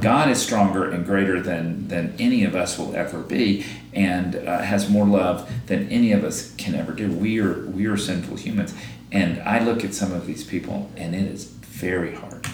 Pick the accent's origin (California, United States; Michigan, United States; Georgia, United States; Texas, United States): Georgia, United States; also born or lived in South Carolina; now in New York, United States; I'm from Georgia